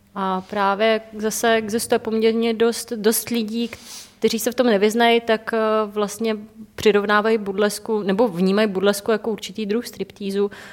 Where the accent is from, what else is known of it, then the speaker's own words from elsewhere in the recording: Czechia; u nás v Čechách